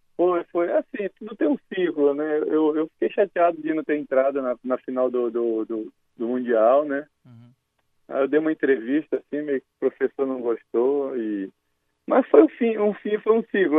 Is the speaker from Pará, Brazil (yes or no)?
yes; Pará, Brazil; moved away as an adult; also born or lived in Rio Grande do Sul; sou paraense de natureza e gaúcho por adoção